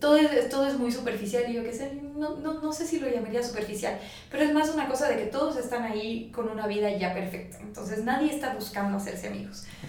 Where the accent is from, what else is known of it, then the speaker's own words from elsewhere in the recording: Bolivia; also born or lived in France / La Paz; now in Mexico; yo soy boliviana